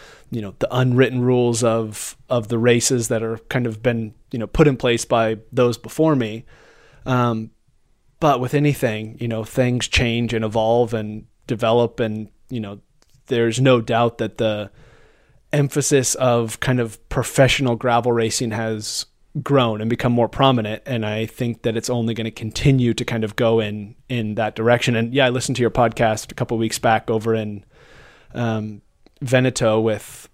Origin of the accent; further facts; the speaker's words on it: United States; being an American rider